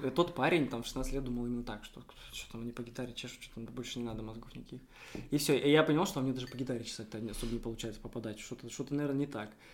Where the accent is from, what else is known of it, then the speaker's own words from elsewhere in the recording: Omsk, Omsk Oblast, Russia; now in Saint Petersburg, Russia; я вообще, э, из Омска, из Омской области, я из Сибири